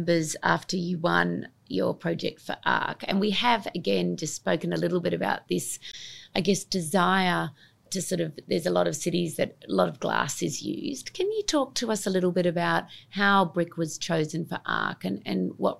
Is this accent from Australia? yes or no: yes; Australia; I grew up in Australia and the backyard was such a thing.